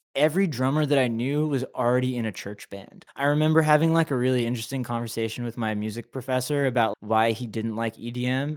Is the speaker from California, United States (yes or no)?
yes; Anaheim, California, United States; moved away as an adult; now in Los Angeles, United States; I was, you know, raised in Anaheim, Orange